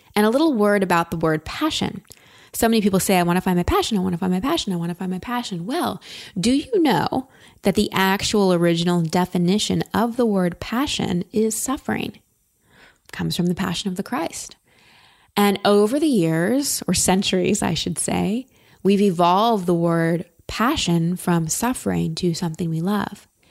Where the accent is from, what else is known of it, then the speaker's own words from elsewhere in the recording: Texas, United States; I'm from Texas and hair's a big thing there